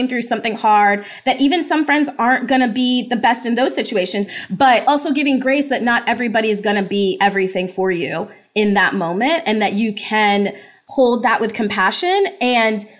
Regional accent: United States; born or raised there; also born or lived in Jamaica

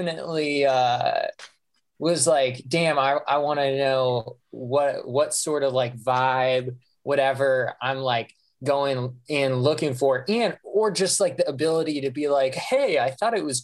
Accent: Fairfield, Iowa, United States; I grew up in Fairfield, Iowa, which is about an hour south of Iowa City

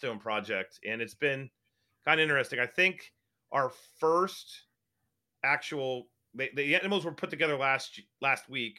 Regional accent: West Virginia, United States; I'm from West Virginia

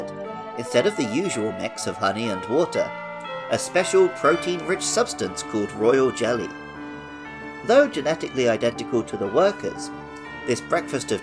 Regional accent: England, United Kingdom; moved away; In my home country of England

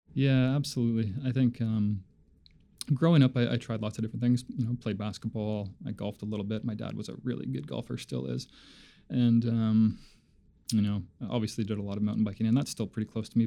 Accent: Labrador City, Newfoundland and Labrador, Canada; growing up in in Labrador City was fantastic.

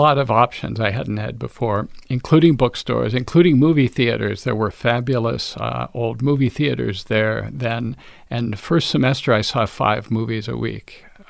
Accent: Pecos, Texas, United States; moved away as an adult; also born or lived in San Luis Obispo, California / Massachusetts; I grew up in West Texas, a town called Pecos, but I was born in San Luis Obispo, California.

